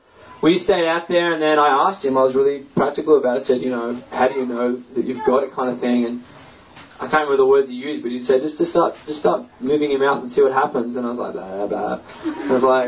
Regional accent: Australia; I'm from Australia

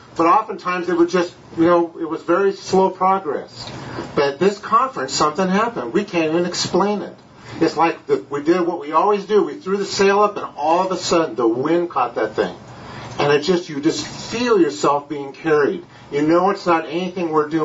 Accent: California, United States; moved away; I'm from California

